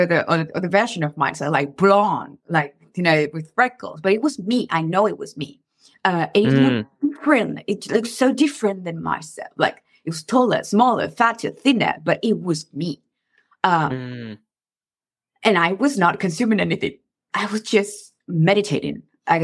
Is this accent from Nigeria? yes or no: no; Venezuela; now in United States; I come from Venezuela